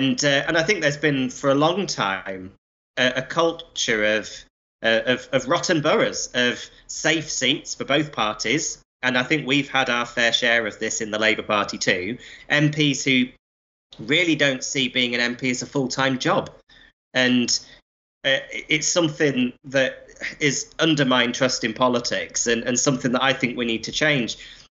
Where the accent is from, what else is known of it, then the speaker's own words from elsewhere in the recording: Blackpool, North West England, United Kingdom; As your listeners will be able to work out from my accent, I had quite a nomadic childhood. I mean, I grew up in Blackpool.